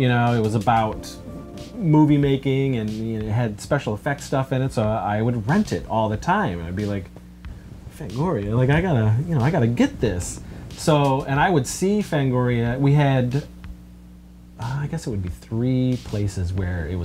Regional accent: Wellsville, New York, United States; video store that I grew up with in Wellsville, New York

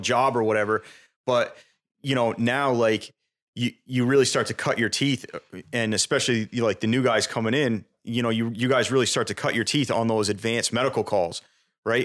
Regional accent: South Burlington, Vermont, United States; also born or lived in New Hampshire; I was born in New Hampshire. I moved to Vermont when I was two. Um, and I actually grew up in South Burlington.

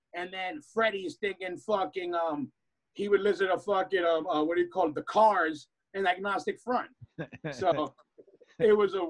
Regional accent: New York, United States; born or raised there

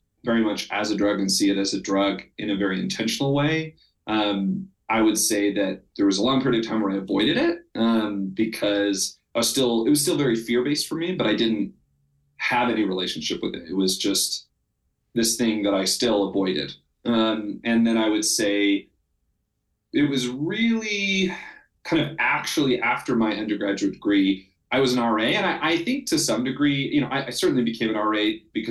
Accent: Salt Lake City, Utah, United States; I grew up in Salt Lake City, Utah, and I grew up very LDS

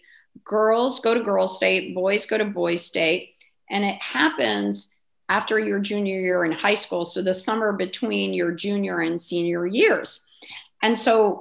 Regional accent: Middletown, Connecticut, United States; I grew up on a farm in Middletown

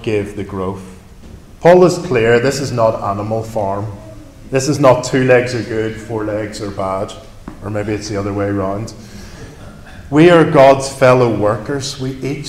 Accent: Northern Ireland, United Kingdom; now in London, United Kingdom; I grew up in Northern Ireland surrounded by farms and farmers

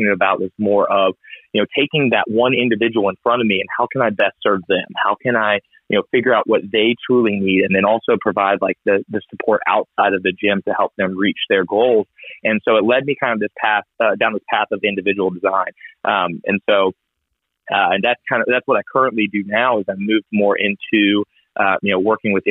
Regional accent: Ohio, United States; moved away as an adult; also born or lived in Columbia, South Carolina; now in South Carolina, United States; I'm originally from Ohio, but I moved to Carolina, where we met in Columbia, to go to the University of South Carolina for graduate school

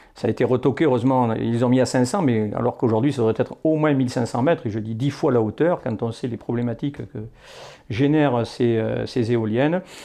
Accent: Poitou-Charentes, Nouvelle-Aquitaine, France; ma région d'origine, sur la partie Poitou-Charentes

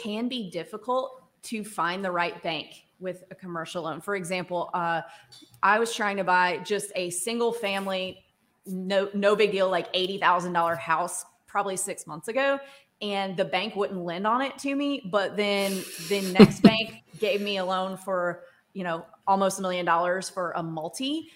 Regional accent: Starkville, Mississippi, United States; I grew up in Starkville

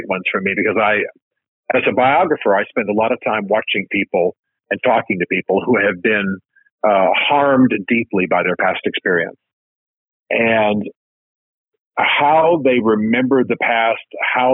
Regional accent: United States; I'm an American

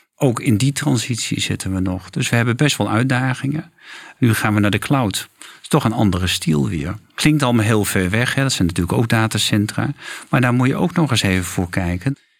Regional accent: Friesland, Netherlands; Ik ben geboren in Friesland

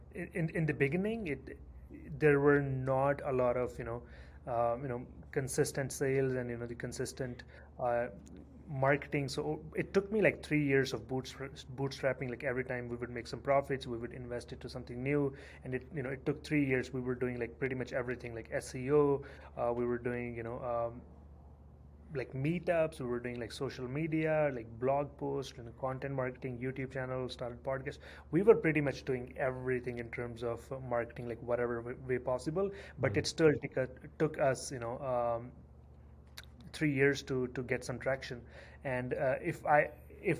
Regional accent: India; moved away as an adult; now in Canada; I moved to Canada in 2010. I'm originally from India

